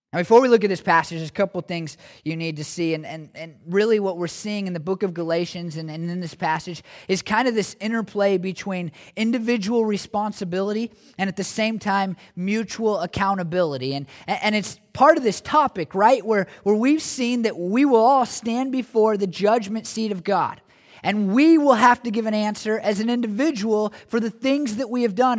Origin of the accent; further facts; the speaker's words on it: United States; as American Christians